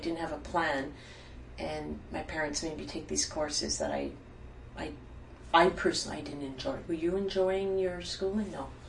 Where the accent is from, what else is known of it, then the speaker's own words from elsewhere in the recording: Ottawa, Ontario, Canada; I'm not from Montreal. {S1} Mm-hmm. {S0} I'm from Ottawa.